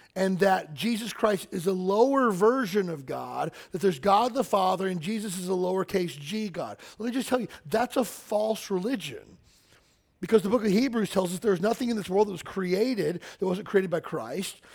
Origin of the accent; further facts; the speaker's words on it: Kentucky, United States; I grew up in Kentucky